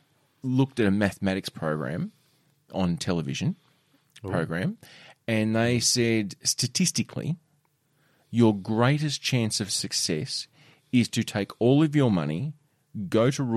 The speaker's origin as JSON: {"language": "English", "town": "Ravenswood", "country": "Australia", "said": "It does. I'm from Ravenswood."}